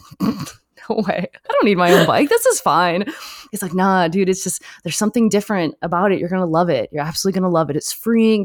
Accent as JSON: {"language": "English", "region": "Michigan", "country": "United States", "tie": "born or raised there", "also_born_or_lived": "Detroit / Southfield / Canada", "said": "actually grew up in Michigan right next to the border of Canada, so I was very fortunate to grow up in both countries."}